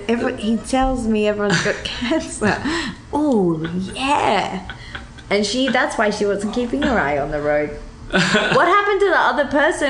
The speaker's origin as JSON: {"language": "English", "country": "Australia", "said": "I'm Australian."}